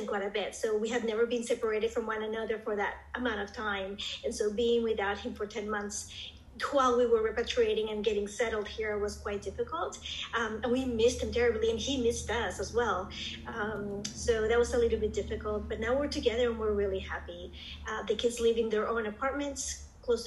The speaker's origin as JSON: {"language": "English", "country": "Colombia", "tie": "born or raised there", "also_born_or_lived": "Singapore", "moved": "yes", "lives_now": "Arizona, United States", "said": "I was born and raised in Colombia, South America, and then moved to the U.S. and went to school here"}